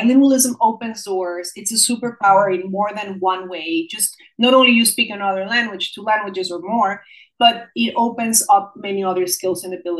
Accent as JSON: {"language": "English", "country": "United States", "said": "their mom is Mexican, because I'm Mexican-American, and their father is Greek"}